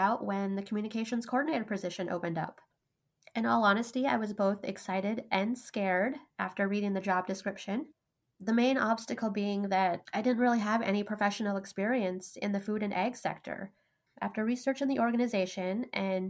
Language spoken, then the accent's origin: English; Grand Forks, North Dakota, United States; growing up in the Red River Valley along eastern North Dakota